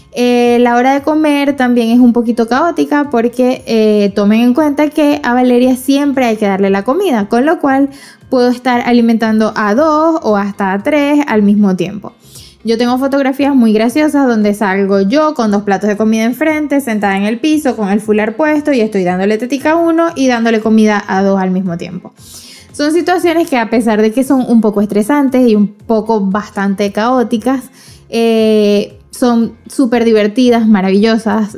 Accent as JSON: {"language": "Spanish", "country": "Venezuela", "moved": "as an adult"}